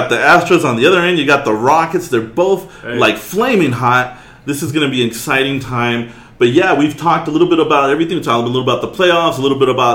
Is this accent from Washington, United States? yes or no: no; California, United States; moved away; I'm from California